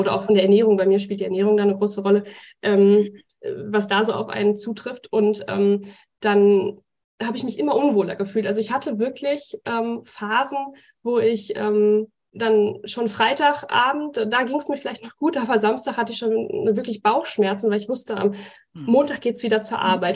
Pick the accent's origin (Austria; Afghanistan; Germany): Germany; Bochum, North Rhine-Westphalia; Ich komme ja aus Bochum, wohne jetzt in einem Ort weiter